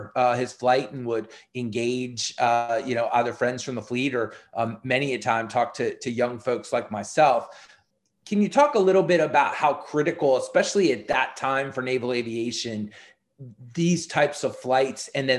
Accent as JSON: {"language": "English", "region": "Southern Maryland", "country": "United States", "tie": "born or raised there", "said": "I, born and raised in Southern Maryland, would never miss an air show."}